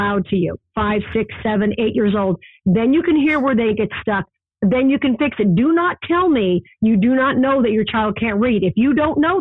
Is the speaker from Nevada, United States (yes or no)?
yes; Las Vegas, Nevada, United States; as a child growing up in Vegas